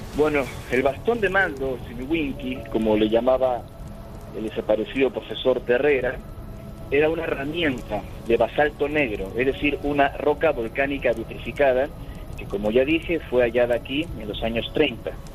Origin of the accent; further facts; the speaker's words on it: Peru; moved away as an adult; now in Capilla del Monte, Argentina; yo nací y crecí en Perú